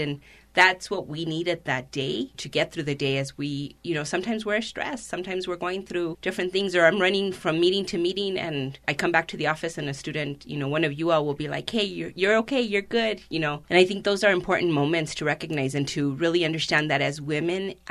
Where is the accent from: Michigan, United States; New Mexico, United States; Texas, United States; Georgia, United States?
New Mexico, United States; I identify as Nuevo Mexicana, as Mexican American without the dash, right? Without the hyphen, because I really grew up in both cultures.